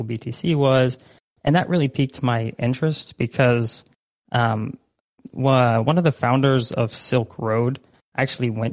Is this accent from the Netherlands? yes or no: yes; Netherlands; moved away; I myself, like, born and raised in the Netherlands. So I'm like half Dutch, half Egyptian